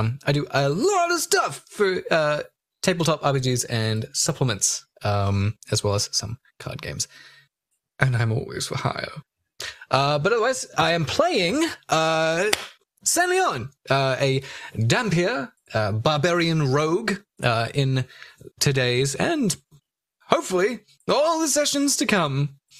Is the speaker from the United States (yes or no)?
no; New Zealand; I'm from New Zealand.